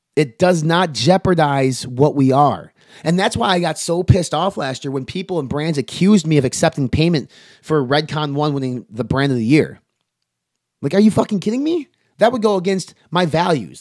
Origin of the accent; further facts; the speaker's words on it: Wisconsin, United States; I'm from Wisconsin